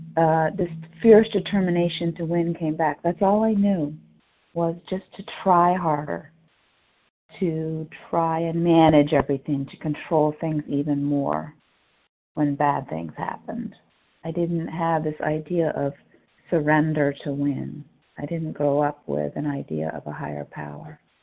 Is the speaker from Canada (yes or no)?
no; New Orleans, Louisiana, United States; I'm from New Orleans